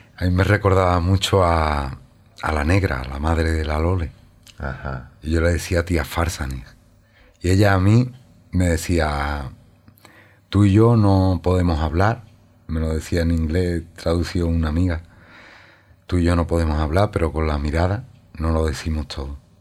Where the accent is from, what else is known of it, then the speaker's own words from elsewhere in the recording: Lebrija, Andalusia, Spain; moved away as an adult; also born or lived in New York, United States; yo soy de Lebrija